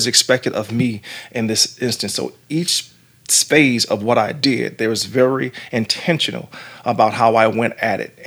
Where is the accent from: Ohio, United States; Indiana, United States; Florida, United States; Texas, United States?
Florida, United States; Jacksonville; growing up in the neighborhood that I grew up in Jacksonville, Florida